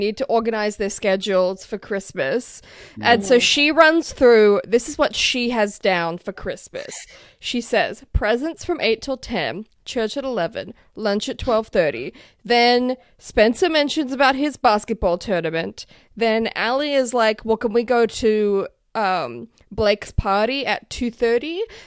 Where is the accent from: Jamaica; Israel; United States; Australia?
Australia; as an Australian